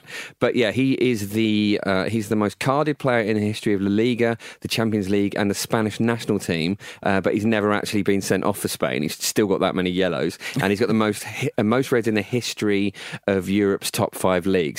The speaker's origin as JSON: {"language": "English", "area": "Essex", "region": "East of England", "country": "United Kingdom", "tie": "born or raised there", "said": "I grew up in Essex"}